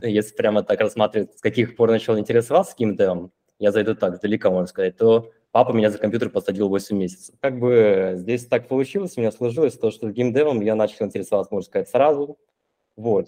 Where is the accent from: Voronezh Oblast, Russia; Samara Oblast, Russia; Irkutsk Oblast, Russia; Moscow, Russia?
Irkutsk Oblast, Russia; Irkutsk; now in Limassol, Cyprus; Я, получается, из Сибири, из Иркутска. Сейчас я нахожусь в Лимассоле